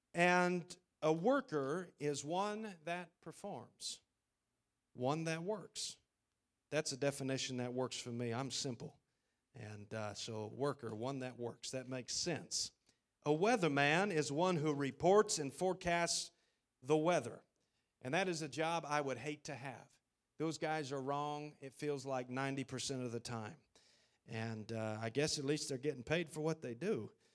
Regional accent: Idaho, United States; moved away as an adult; now in Taiwan; I'm from Idaho, and, uh, we like our space.

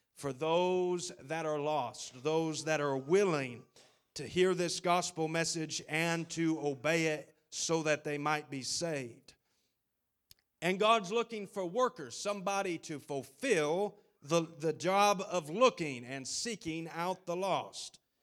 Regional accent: Idaho, United States; moved away as an adult; now in Taiwan; I'm from Idaho, and, uh, we like our space.

